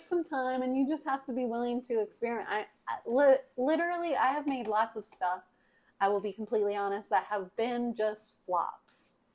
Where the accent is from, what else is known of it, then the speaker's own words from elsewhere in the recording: the South, United States; we are from the South. Mom grew up on a farm we've been raised around farms